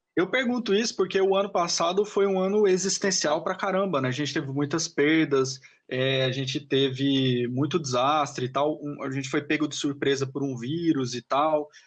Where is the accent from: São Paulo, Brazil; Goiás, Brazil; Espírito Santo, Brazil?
Goiás, Brazil; Goiânia; eu sou de Goiânia